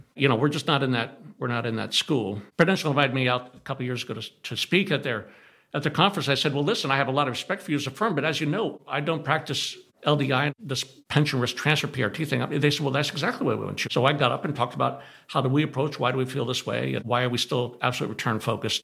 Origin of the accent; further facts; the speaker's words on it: California, United States; I grew up in California